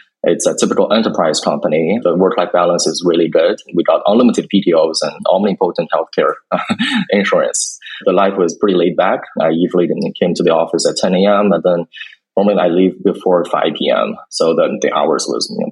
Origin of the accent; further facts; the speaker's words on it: China; moved away as an adult; also born or lived in United States; I was born and raised in China, and then I went to the U.S. for college